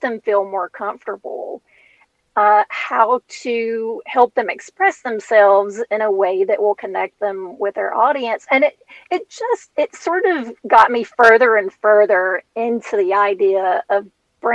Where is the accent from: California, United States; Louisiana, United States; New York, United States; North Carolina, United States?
Louisiana, United States; I was nine, and I'm from Louisiana